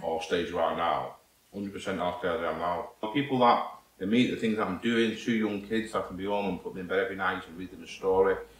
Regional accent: St Helens, North West England, United Kingdom; accent: northern; also born or lived in Warminster; I need to go back home to my, to my hometown. That's where I'm from

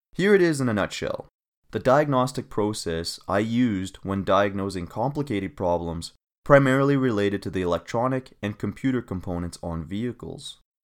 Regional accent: Canada; moved away as an adult; also born or lived in Australia; my home country, Canada

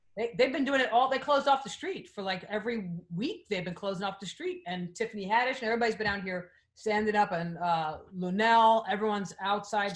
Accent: New York, United States; now in Los Angeles, United States; we're in LA, but I'm a New Yorker

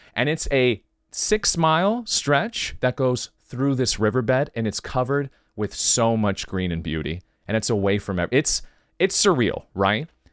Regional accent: California, United States; I'm from California, born and raised

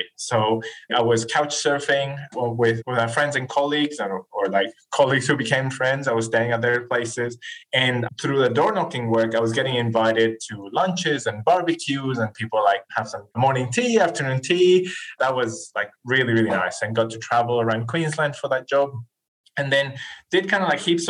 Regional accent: northern Chile, Chile; English is a second language; moved away as an adult; now in Australia; I'm originally from Chile, from South America. I grew up, as you said, in the north part of Chile

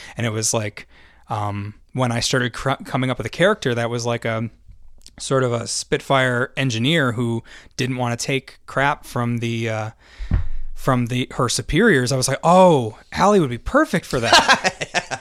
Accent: Minnesota, United States; we say Minnesotan because we're from Minnesota

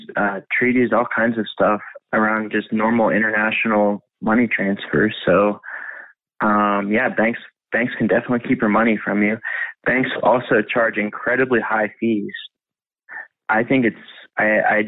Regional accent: Pittsburgh, Pennsylvania, United States; I grew up in Pittsburgh

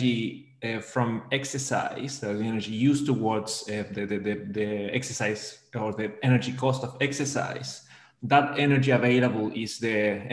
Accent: Argentina; moved away as an adult; also born or lived in Melbourne, Australia; now in Liverpool, United Kingdom; I'm originally from Argentina

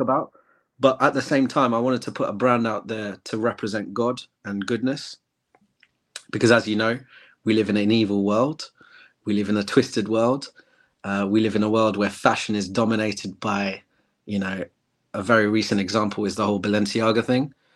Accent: England, United Kingdom; I'm from England, born and raised

